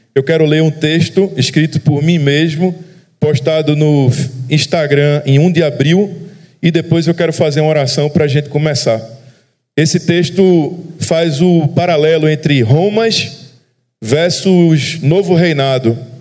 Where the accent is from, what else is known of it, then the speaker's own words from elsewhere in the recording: Recife, Pernambuco, Brazil; accent: sotaque da turma do Recife; eu sou de Recife